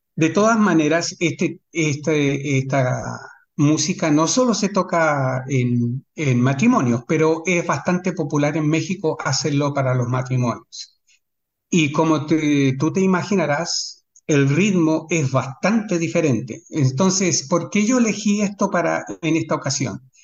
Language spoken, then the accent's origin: Spanish; Chile; now in Sydney, Australia; como chileno